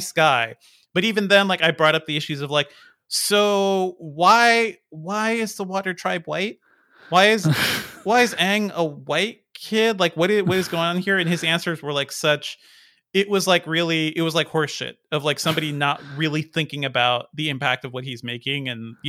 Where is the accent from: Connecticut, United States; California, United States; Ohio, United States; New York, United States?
Connecticut, United States; Hartford; I grew up in the Hartford, Connecticut